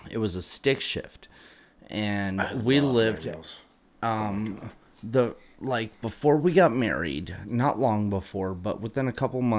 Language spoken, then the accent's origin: English; Utah, United States; also born or lived in Texas; I'm from Utah. You're from Utah. I was born in Texas. I'm from Utah, but okay.